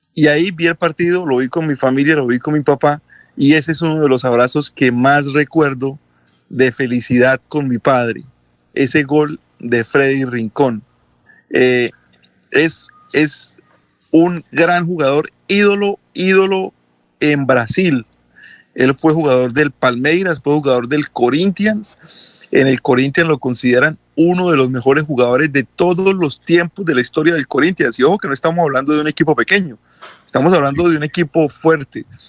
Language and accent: Spanish; Colombia; soy colombiano